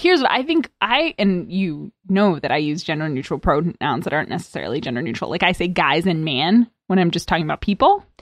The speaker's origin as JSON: {"language": "English", "region": "East Coast", "country": "United States", "also_born_or_lived": "Arizona", "said": "I'm from the East Coast"}